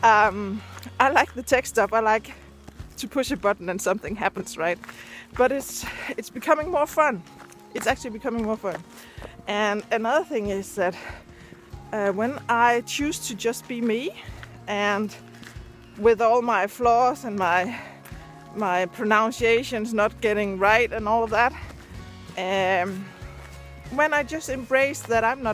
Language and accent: English; Denmark; first language Danish; English is a second language; Danish is my first language